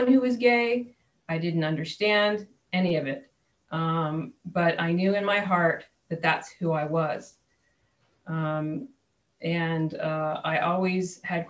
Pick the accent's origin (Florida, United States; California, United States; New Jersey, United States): New Jersey, United States; also born or lived in New York; now in San Diego, United States; I was born in New York, grew up in New Jersey